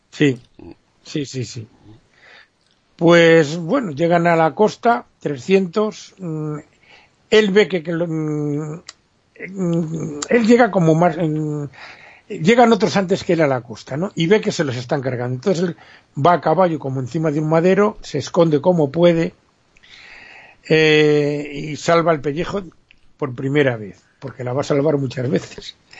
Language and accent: Spanish; Spain; Como decimos en España